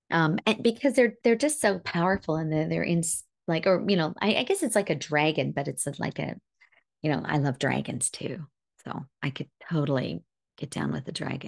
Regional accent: India; I think as an Indian woman, that was the most embarrassing thing.

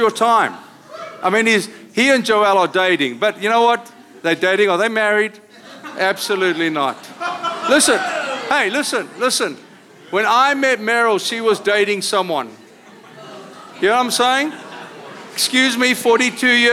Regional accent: South Africa; accent: South African; now in Costa Mesa, United States; I come from South Africa, as you hear by accent.

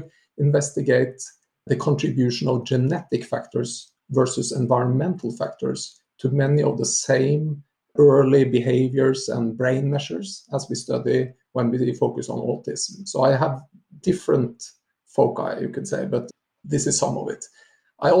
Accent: Norway; moved away as an adult; now in Sweden; I'm originally from Norway, but I'm, I guess, gradually getting more and more Swedish

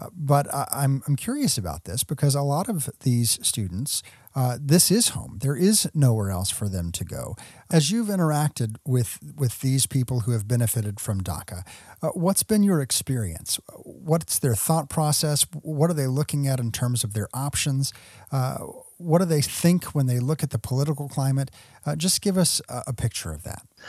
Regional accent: West Texas, United States; also born or lived in Kentucky; I was born in Kentucky. I moved to West Texas early on through, through no fault of my own, and yet I am, if you ask anyone around me, fully Texan

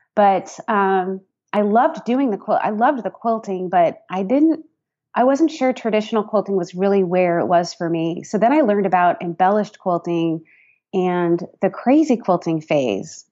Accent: San Rafael, California, United States; moved away as an adult; also born or lived in Boston area, Massachusetts; I grew up uh, just north of San Francisco um, in Marin County, San Rafael to be specific

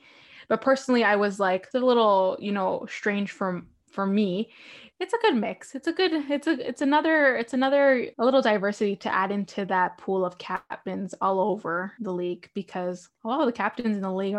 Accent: Toronto, Ontario, Canada; I love Toronto. I'm from Toronto.

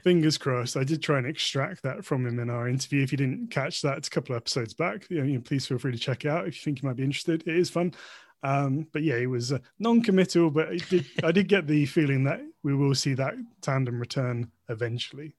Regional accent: United Kingdom; as a British wrestling fan, and perhaps as a British person overall.

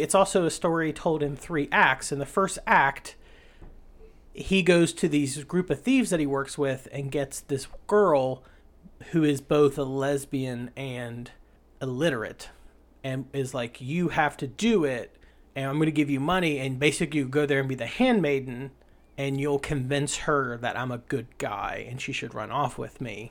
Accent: Appalachia, United States; I'm from Appalachia and my, my mouth only works in certain ways.

